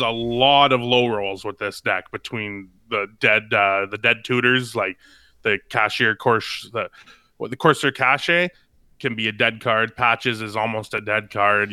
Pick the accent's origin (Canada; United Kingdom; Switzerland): Canada; I'm Canadian